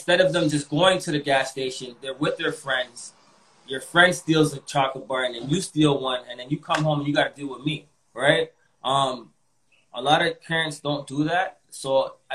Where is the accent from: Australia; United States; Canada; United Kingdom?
Canada; Toronto, Ontario; also born or lived in Malvern, Toronto; when I was growing up in East York, I was really confined.